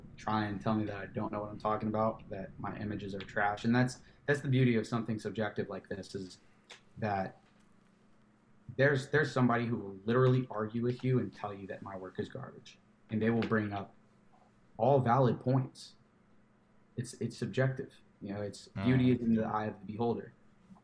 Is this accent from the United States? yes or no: yes; Louisville, Kentucky, United States; moved away as an adult; now in Tampa, United States; we are from Louisville, Kentucky.